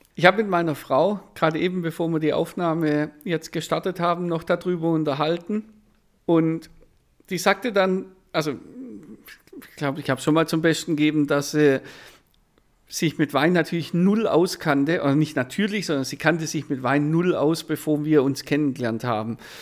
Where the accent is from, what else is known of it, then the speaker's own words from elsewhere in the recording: Swabia, Baden-Württemberg, Germany; wir sind im Schwabenland aufgewachsen